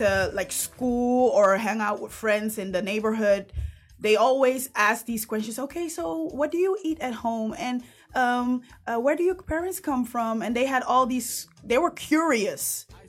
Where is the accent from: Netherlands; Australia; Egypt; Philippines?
Netherlands; first language Dutch; English is a second language; I was born here, thank you. But my mom has been here since she was 17 years old.